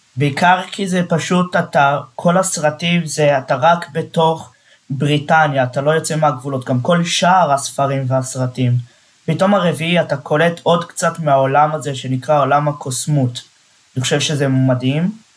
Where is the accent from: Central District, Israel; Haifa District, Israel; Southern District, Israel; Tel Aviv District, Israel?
Central District, Israel; Netanya; אני מנתניה